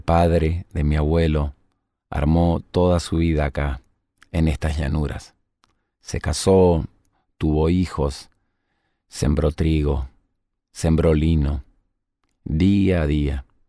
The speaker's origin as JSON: {"language": "Spanish", "country": "Argentina", "said": "nosotros los argentinos"}